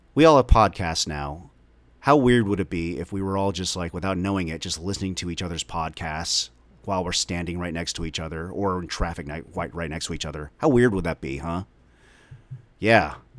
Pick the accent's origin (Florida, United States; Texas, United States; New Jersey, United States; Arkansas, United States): Texas, United States; Dallas; also born or lived in Omaha, Nebraska; the suburbs of North Dallas, where I grew up since I was five years old